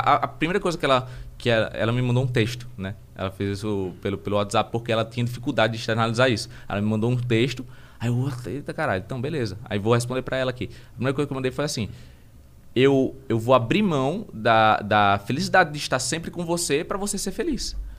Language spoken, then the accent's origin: Portuguese; Maceió, Alagoas, Brazil; moved away as an adult; now in São Paulo, Brazil; eu venho de Maceió